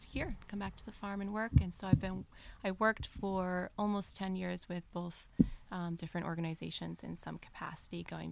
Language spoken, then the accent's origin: English; Rhode Island, United States; moved away as an adult; also born or lived in Colombia / Costa Rica; I grew up in a neighborhood in Rhode Island, suburban area